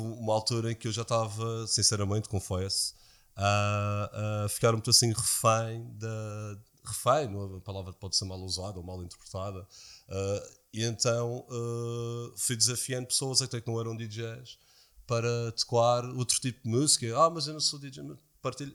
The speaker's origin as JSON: {"language": "Portuguese", "region": "Madeira", "country": "Portugal", "said": "eu sou madeirense"}